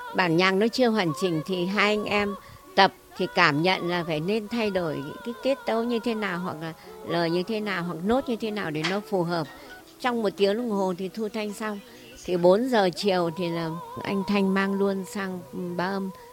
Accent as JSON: {"language": "Vietnamese", "region": "Hanoi", "country": "Vietnam", "said": "mình cũng người Hà Nội"}